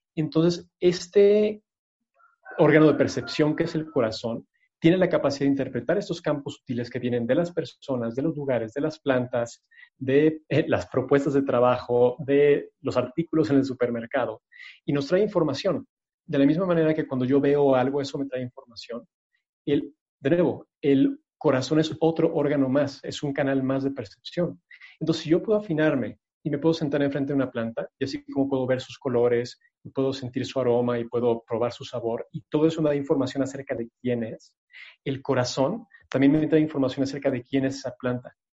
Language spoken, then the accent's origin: Spanish; Mexico City, Mexico; yo crecí en la Ciudad de México, pero vivía cerca del bosque